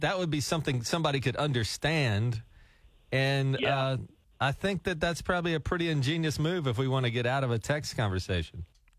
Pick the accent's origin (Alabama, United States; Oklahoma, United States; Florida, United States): Alabama, United States; Gulf Shores; I grew up near the Gulf, and a lot of people from this area would know what I'm talking about, Gulf Shores and Orange Beach. You know, I grew up there